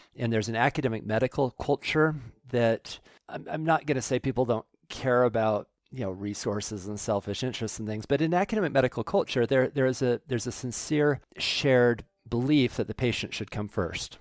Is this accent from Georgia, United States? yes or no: no; Salt Lake City, Utah, United States; I grew up in Salt Lake City